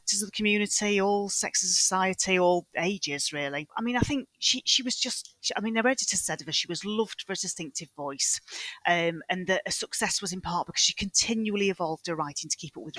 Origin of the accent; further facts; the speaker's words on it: Manchester, North West England, United Kingdom; moved away; I come from Manchester originally.